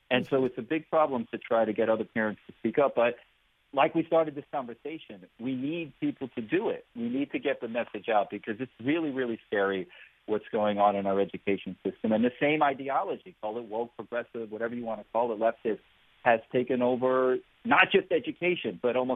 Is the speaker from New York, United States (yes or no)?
yes; New York, United States; now in Florida, United States; a lot of us here in Florida, you know, we fled, we're political refugees from New York. We came here for the free state of Florida.